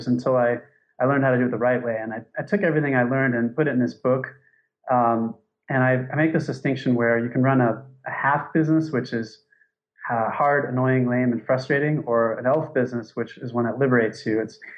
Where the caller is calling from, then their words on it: Thailand; So I'm calling from Thailand. It's 5:11 here.